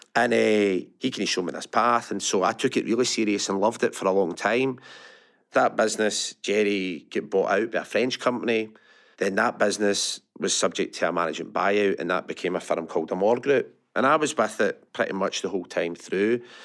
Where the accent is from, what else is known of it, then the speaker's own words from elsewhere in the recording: Larkhall, Scotland, United Kingdom; I grew up Lark Hall, went to Lark Hall Academy.